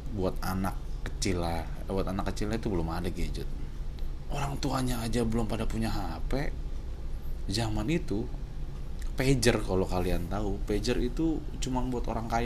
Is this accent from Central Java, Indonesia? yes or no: no; Tambun, West Java, Indonesia; yang hidup keluarga gue yang ada di Tambun ya gue besar di Tambun di sebuah Perumahan yang isinya campur dari suku, agama.